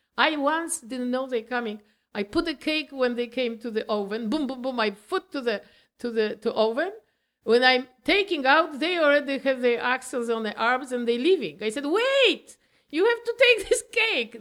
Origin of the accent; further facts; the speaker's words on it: Poland; English is a second language; moved away as an adult; now in Canada; we are from Poland